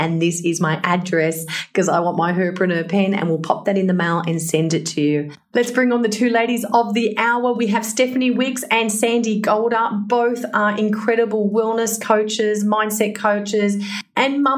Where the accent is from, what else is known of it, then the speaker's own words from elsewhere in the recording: Blue Mountains, New South Wales, Australia; now in Perth, Australia; I was raised in Blue Mountains